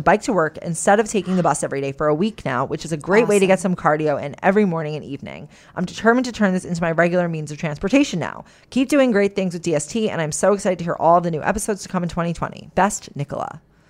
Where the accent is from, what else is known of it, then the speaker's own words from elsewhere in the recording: New York, United States; moved away as an adult; now in Germany; Although born and raised in New York, I moved to Germany about 1.5 years ago for work.